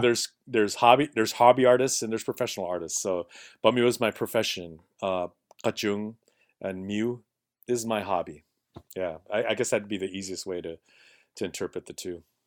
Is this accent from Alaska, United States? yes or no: yes; Bethel, Alaska, United States; now in Juneau, United States; I grew up in Montreal, in Bethel.